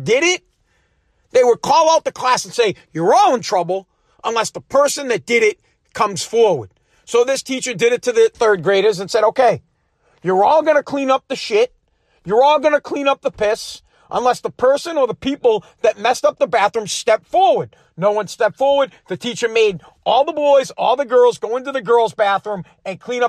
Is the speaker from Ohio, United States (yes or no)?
no; Woburn, Massachusetts, United States; I'm from Woburn